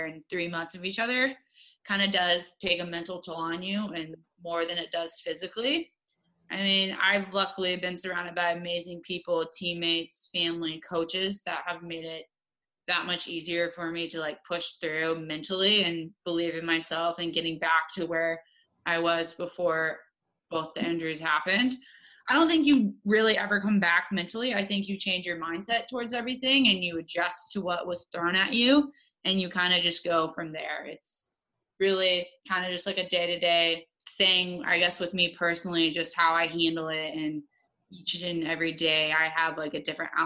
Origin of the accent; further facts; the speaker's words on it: Kansas City, United States; we are both from Kansas City.